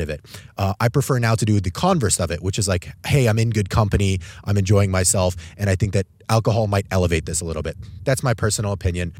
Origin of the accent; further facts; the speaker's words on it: Albuquerque, New Mexico, United States; moved away as an adult; I'm actually traveling right now back home to my hometown of Albuquerque, New Mexico. I grew up here for my first eighteen years